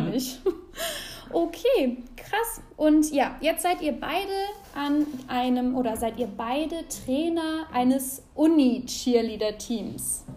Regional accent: Aachen, North Rhine-Westphalia, Germany; nach Aachen kommen durfte, in meine Heimatstadt

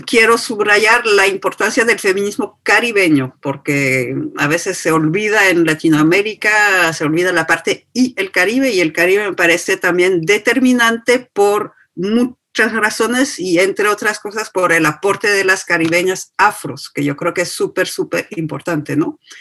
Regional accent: France; nací y me hice sin esfuerzo ciudadana francesa y blanca

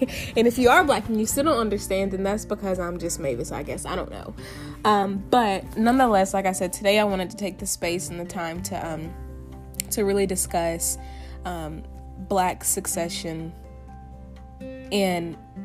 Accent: Tennessee, United States; moved away; I'm from Tennessee, born and raised on my family farm

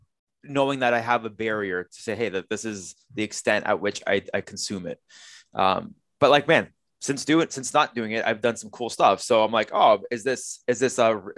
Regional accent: Canada; I was born here in Canada

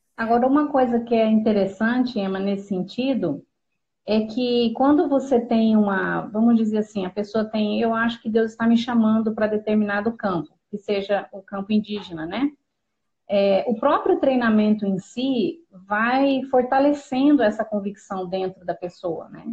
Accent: Pedro Juan Caballero, Amambay, Paraguay; moved away; Na época a gente morava no Paraguai, em Pedro Juan Cavalheiro.

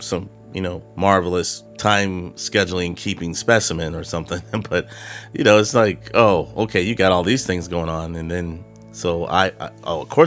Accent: Carmichael, California, United States; moved away as an adult; now in Texas, United States; I'm from California. I'm from Carmichael, which is a small, a suburb of Sacramento

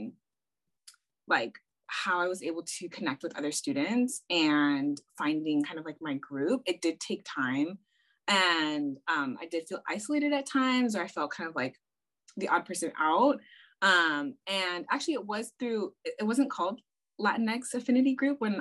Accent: South Pasadena, California, United States; I grew up in South Pass. So my parents moved to South Pasadena specifically for the school district.

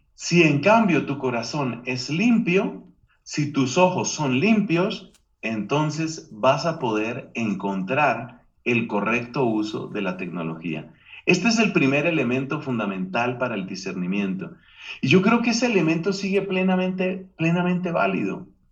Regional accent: Colombia; Aquí en mi país, Colombia

